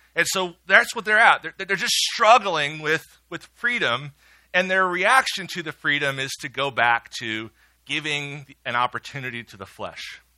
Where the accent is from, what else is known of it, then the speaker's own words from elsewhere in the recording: Midwest, United States; I'm a Midwesterner and I was raised well